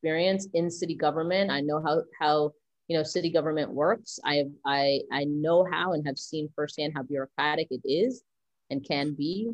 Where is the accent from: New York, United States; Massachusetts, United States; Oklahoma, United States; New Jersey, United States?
New York, United States; New York City; I grew up right behind what's now the Barclays Center.